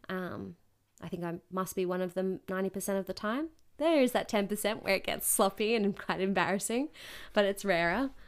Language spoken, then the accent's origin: English; Newcastle, New South Wales, Australia; Newcastle, my hometown where I'm from